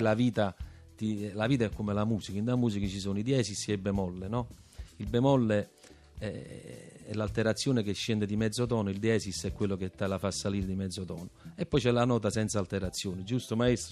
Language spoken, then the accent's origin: Italian; Naples, Campania, Italy; essere napoletano